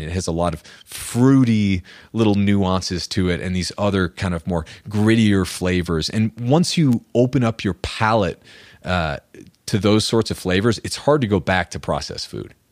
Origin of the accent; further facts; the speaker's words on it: New Hampshire, United States; moved away as an adult; also born or lived in Austin, Texas; now in Colorado, United States; I'm from New Hampshire, middle of nowhere. And we, growing up, we'd eat venison